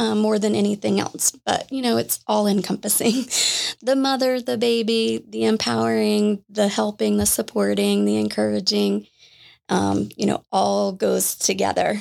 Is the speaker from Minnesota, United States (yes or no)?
no; Jacksonville, Florida, United States; I grew up in Jacksonville, Florida